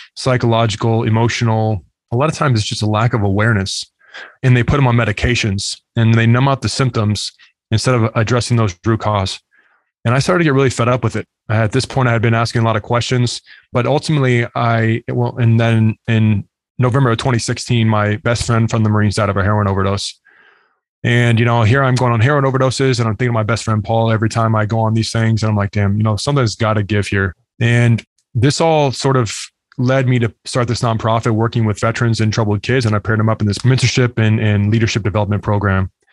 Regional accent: United States; also born or lived in Arizona; now in Lakeland, Florida, United States; growing up in the United States

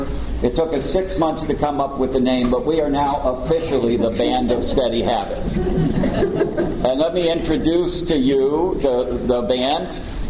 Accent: Connecticut, United States; but we're from Connecticut. We persevere.

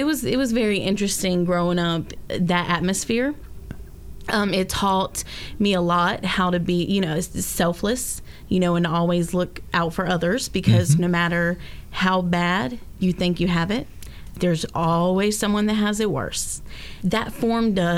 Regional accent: Jesup, Georgia, United States; moved away as an adult; also born or lived in Brunswick, Georgia / Savannah, Georgia; now in Orlando, United States; I am from Georgia, from Jessup. Originally moved here from Brunswick, Georgia in July

